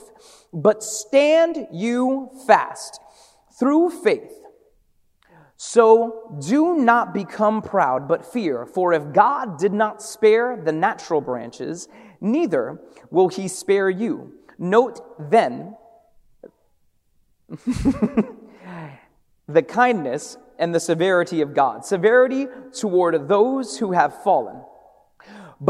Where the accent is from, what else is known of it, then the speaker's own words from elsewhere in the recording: Hartford, Connecticut, United States; also born or lived in Brooklyn; my family from Brooklyn, and I was raised in Hartford